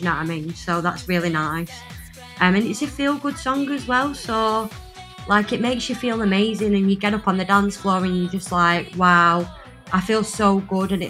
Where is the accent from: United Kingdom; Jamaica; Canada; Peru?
United Kingdom; Blackpool, North West England; I sing uh, metalcore cleans, and I'm from Blackpool.